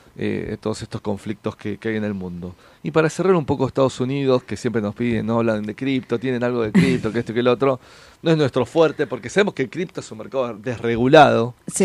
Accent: San Fernando, Buenos Aires Province, Argentina; yo soy del partido de San Fernando

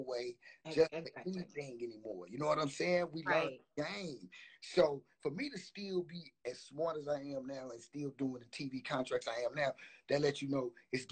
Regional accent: St. Louis, Missouri, United States; I came from the St. Louis, man, I came from the hood

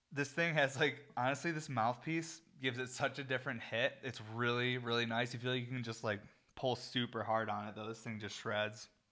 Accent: New York, United States; I'm American and I'm from New York

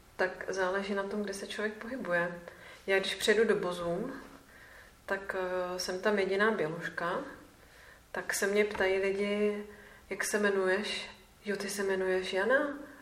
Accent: Czechia; jsem z České republiky

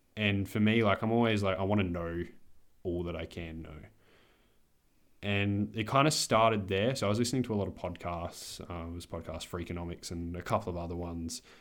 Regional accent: Adelaide, South Australia, Australia; I'm twenty-one. I'm from Adelaide

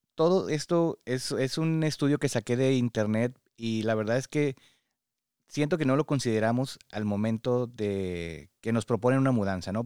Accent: Mexico; now in United States; somos mexicanos y tenemos este apego muy grande a la familia

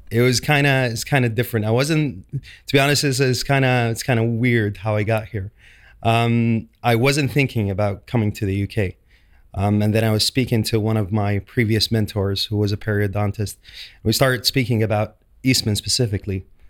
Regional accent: Saudi Arabia; moved away as an adult; now in London, United Kingdom; I'm from Saudi Arabia. Um, I was trained back in Saudi Arabia

